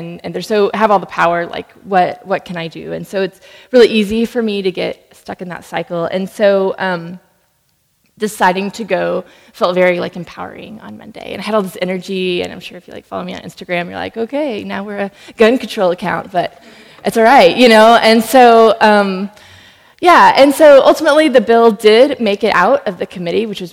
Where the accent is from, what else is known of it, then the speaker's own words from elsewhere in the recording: Allen, Texas, United States; I'm from Allen, Texas. Grew up about 2 minutes around the corner from the outlet mall